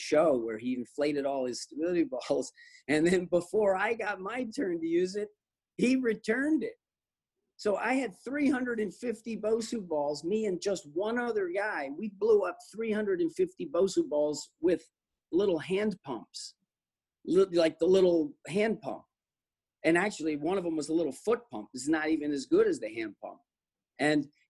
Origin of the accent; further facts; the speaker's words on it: New Jersey, United States; now in California, United States; I grew up on the East Coast, where you get up early and you work hard, in New Jersey, and it's in me